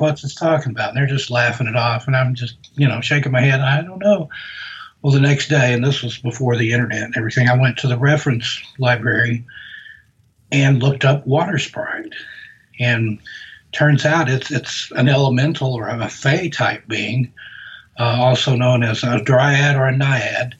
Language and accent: English; the South, United States; accent: Southern; from my voice, I'm from the South. I grew up down south